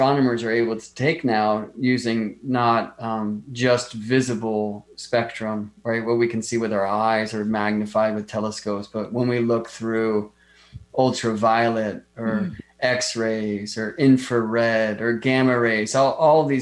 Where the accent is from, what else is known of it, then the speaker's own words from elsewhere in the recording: Las Vegas, Nevada, United States; moved away; I grew up in Las Vegas